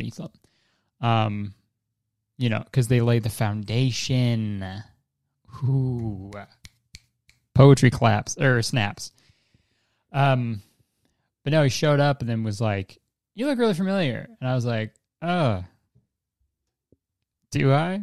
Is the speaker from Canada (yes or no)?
yes; Canada; I'm Canadian